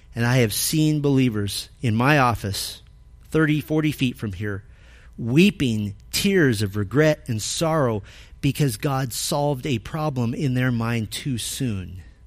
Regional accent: Arizona, United States; moved away; I grew up in Arizona

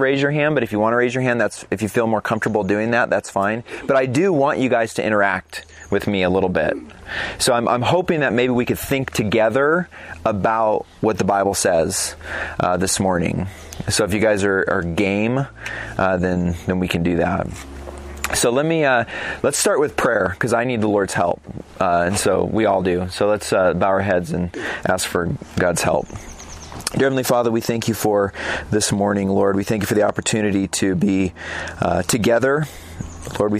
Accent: Phoenix, Arizona, United States; moved away; I'm actually from Phoenix, Arizona

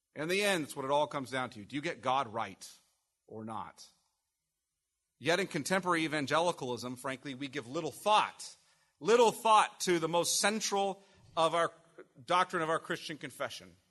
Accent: Bakersfield, California, United States; I'm originally from Bakersfield, born and raised

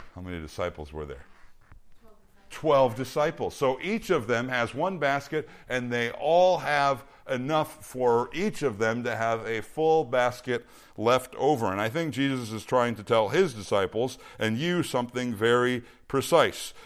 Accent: Minnesota, United States; now in Bakersfield, United States; when I was a kid growing up in Minnesota

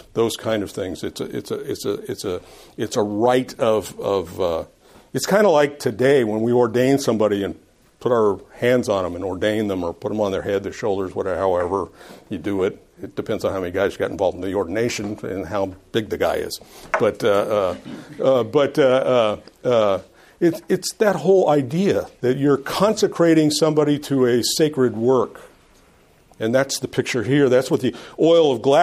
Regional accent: Los Angeles, California, United States; moved away; I lived in Los Angeles

